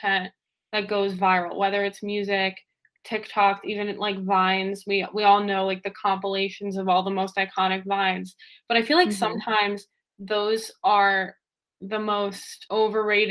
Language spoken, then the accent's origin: English; New Jersey, United States; I'm so East Coast, I'm from New Jersey, like 25 minutes from New York City